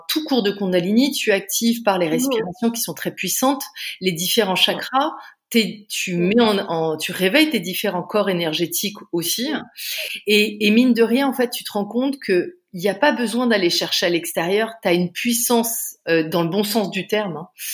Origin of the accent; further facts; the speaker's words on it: Canada; also born or lived in Paris, France; now in Bordeaux, France; moi, je suis canadienne d'origine. Euh, j'ai été élevée au Canada